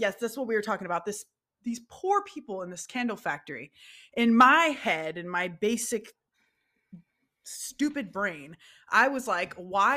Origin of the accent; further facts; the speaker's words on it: California, United States; growing up in California